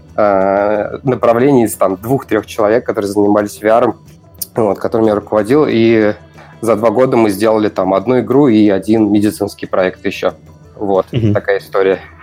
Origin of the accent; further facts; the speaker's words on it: Ulyanovsk, Ulyanovsk Oblast, Russia; я из Ульяновска